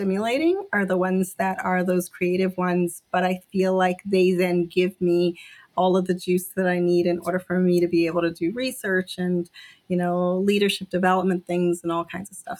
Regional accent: Jamaica; But I'm originally from Jamaica, and my dad is like, experienced so much hardship

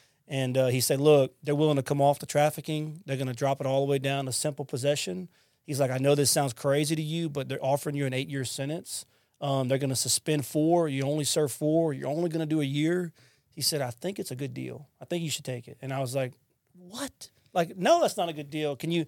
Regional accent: Lafayette, Louisiana, United States; now in Mississippi, United States; I'm from Louisiana, by the way. I'm not from Mississippi. I'm from Lafayette. I'm a Cajun at heart. And so I come here to Mississippi.

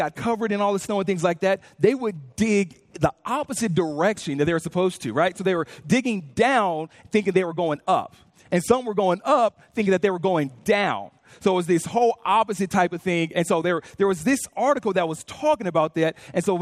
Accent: California, United States; moved away as an adult; now in Louisville, United States; we're from California. We've been here about a year

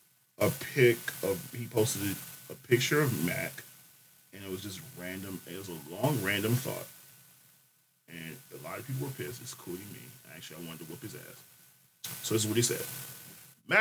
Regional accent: Jamaica; I'm Jamaican, so.

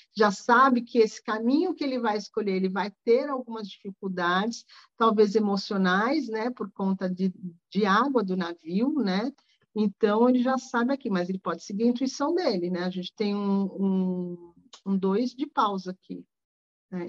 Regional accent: Rio de Janeiro, Brazil; Eu sou carioca

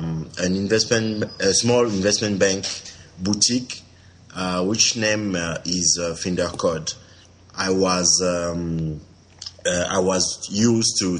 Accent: Cameroon; moved away as an adult; also born or lived in Paris, France; I'm from Cameroon. I live in Cameroon for 20 years.

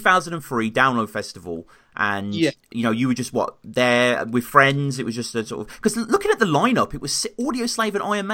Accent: United Kingdom; I'm a Brit.

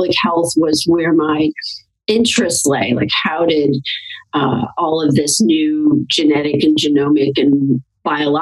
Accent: St. Louis, Missouri, United States; I grew up in St. Louis, Missouri

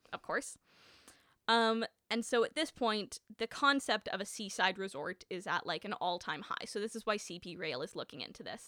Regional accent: Winnipeg, Manitoba, Canada; I grew up in Winnipeg

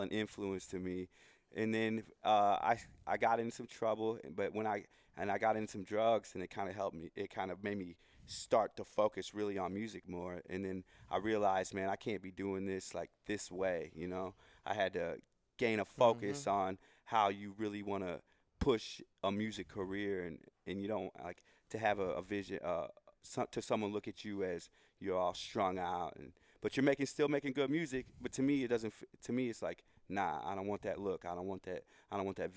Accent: St. Louis, Missouri, United States; I grew up around music. My grandfather was like here in St. Louis. I'm from St. Louis

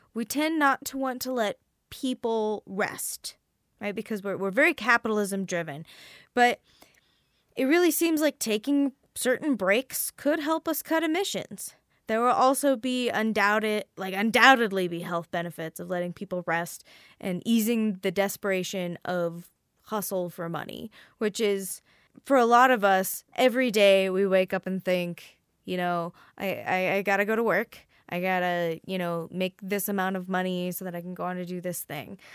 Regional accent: Midwest, United States; also born or lived in Bible Belt; I'm from the Midwest

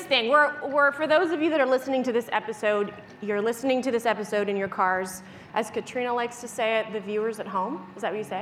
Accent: Canada; I'm a Canadian dental hygienist

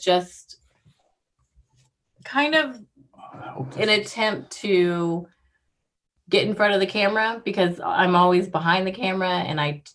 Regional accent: Texas, United States; moved away as an adult; also born or lived in Washington; now in Alaska, United States; Growing up in Texas so long, being so close to my family

